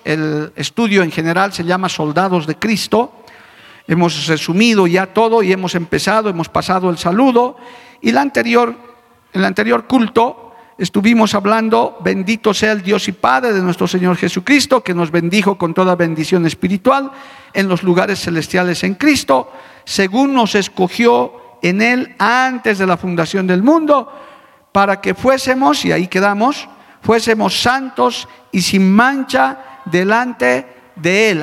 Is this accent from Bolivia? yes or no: yes; Bolivia; como boliviano que soy, conjunto con mis compatriotas